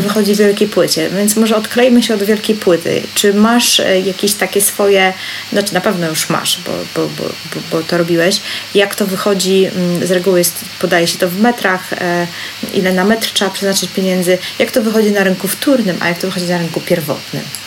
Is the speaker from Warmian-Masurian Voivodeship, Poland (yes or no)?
no; Tricity, Pomeranian Voivodeship, Poland; jestem z Trójmiasta